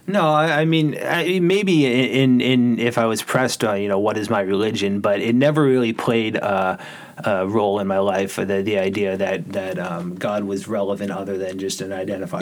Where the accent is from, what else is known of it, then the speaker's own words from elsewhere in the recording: Norwell, Massachusetts, United States; I grew up here in in Norwell